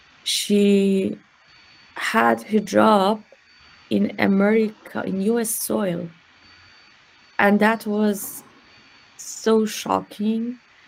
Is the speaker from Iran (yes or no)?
yes; Iran; to talk what it is to what it is like to be a woman in Iran, growing up in Iran.